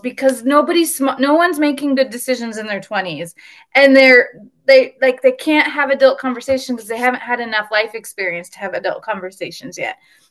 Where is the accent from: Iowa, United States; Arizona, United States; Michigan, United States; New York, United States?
Iowa, United States; Nevada; born or raised there